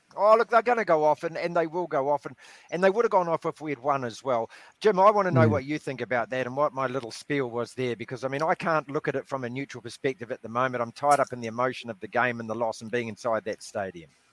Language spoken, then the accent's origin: English; New Zealand; I'm absolutely gutted as a New Zealander, as an All Black fan. You know, you grow up and this is our national team